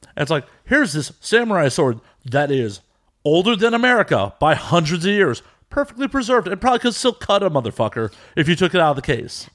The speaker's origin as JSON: {"language": "English", "country": "United States", "also_born_or_lived": "Chicago / Las Vegas", "said": "I'm American"}